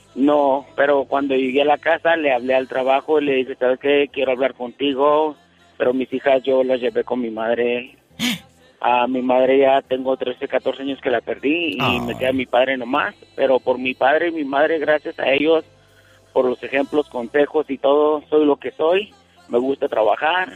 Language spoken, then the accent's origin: Spanish; Chihuahua, Mexico; now in Roswell, United States; soy de Chihuahua